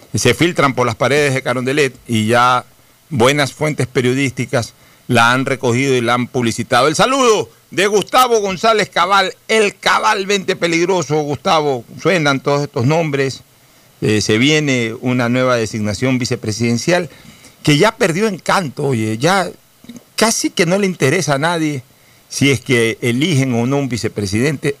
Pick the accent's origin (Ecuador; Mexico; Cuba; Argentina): Ecuador; como ecuatoriano